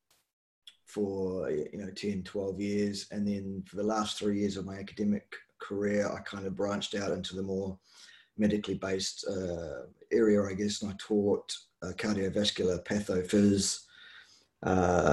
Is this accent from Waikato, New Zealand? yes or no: yes; Hamilton, Waikato, New Zealand; now in Nelson, New Zealand; I'm a Waikato boy, as I say, from the Tron, from Mulu Town.